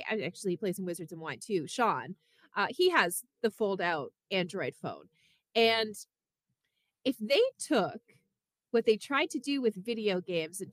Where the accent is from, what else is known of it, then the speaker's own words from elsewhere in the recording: Canada; now in United States; So because I'm from Canada